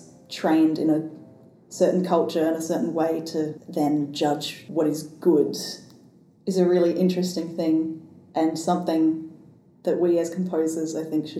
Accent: Australia; as a white Australian

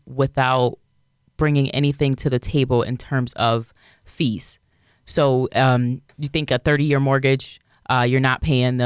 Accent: Rochester, New York, United States; I'm born and raised in Rochester. I went to 11 different schools growing up here.

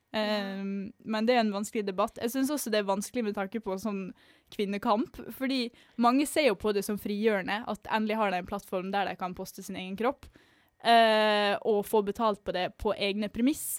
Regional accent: Western Norway, Norway; moved away; also born or lived in Østfold; Vi får jo ganske mange stygge ting kasta etter oss på Vestlandet òg.

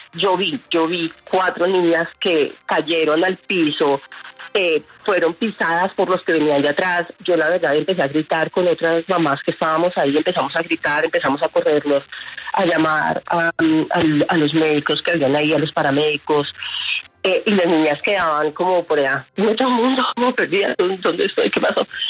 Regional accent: Bogotá, Colombia; los que vamos a esos eventos somos de Bogotá

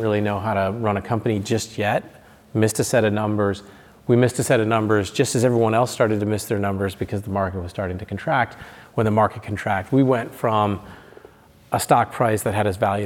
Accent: Michigan, United States; moved away as an adult; also born or lived in Seattle / San Francisco; when I grew up in Michigan

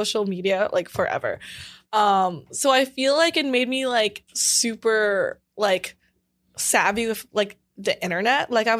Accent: Los Angeles, California, United States; I'm from LA. My parents are just super duper Asian

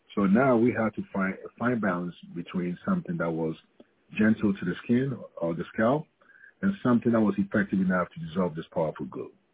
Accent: Ghana; moved away as an adult; now in United States; growing up in Ghana

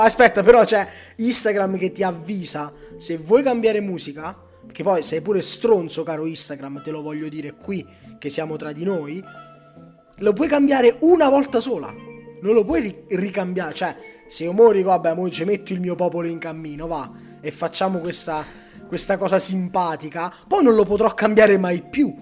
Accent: Cuneo, Piedmont, Italy; io per dire sono di Cuneo

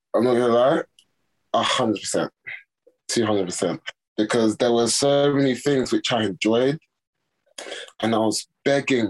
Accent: Nigeria; I'm Nigerian Yoruba.

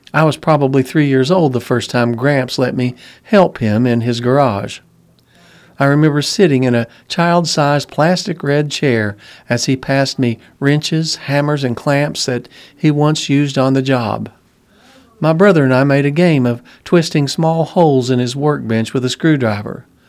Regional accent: St. Louis, Missouri, United States; now in Germantown; my hometown of Saint Louis

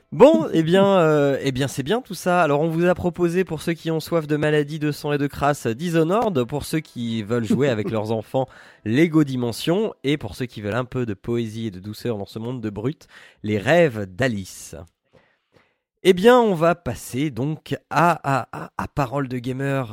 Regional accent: Picardy, Hauts-de-France, France; Picardie, tout ça, c'est ma terre natale

